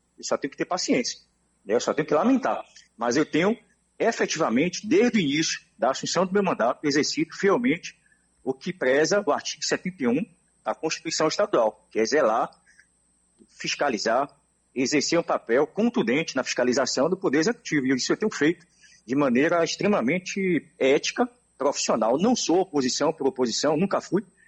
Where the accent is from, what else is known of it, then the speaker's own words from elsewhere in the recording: Salvador, Bahia, Brazil; Nasci em Salvador.